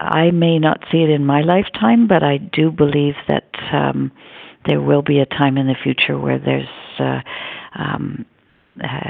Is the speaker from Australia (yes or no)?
no; Canada; proud to be a Canadian